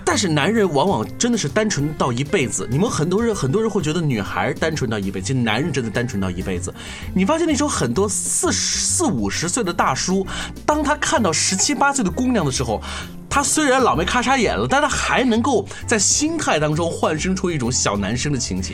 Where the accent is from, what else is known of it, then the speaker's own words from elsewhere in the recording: China; 我们中国人